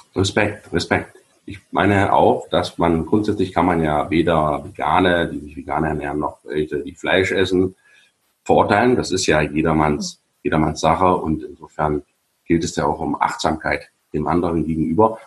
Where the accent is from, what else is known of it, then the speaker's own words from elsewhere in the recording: GDR, East Germany, Germany; Ich bin ja in der DDR groß geworden